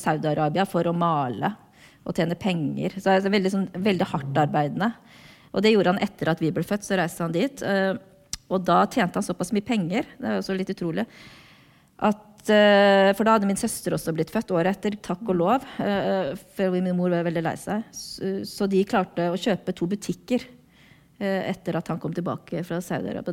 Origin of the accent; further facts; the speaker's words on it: Norway; also born or lived in South Korea; jeg ble norsk